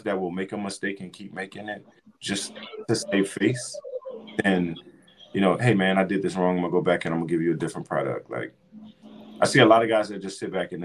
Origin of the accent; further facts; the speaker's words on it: Louisiana, United States; moved away; I'm from Louisiana.